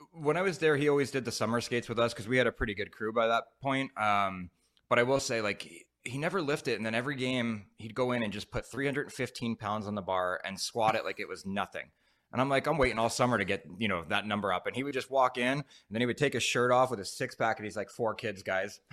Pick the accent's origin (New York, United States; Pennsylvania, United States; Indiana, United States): Pennsylvania, United States; Philadelphia; moved away; also born or lived in Ottawa; I'm from Philly area